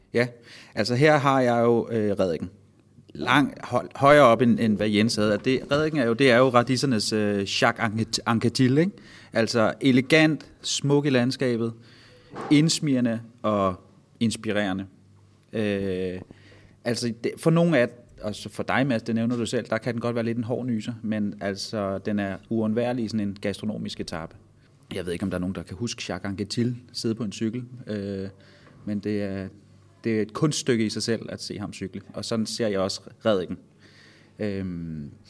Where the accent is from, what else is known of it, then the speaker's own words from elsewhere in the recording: Vordingborg, Zealand, Denmark; moved away; Jeg var her i weekenden hjemme øh, i min fødeby. Øh, der har vi en kæmpe bøgeskov, øh, som hedder Kirkeskoven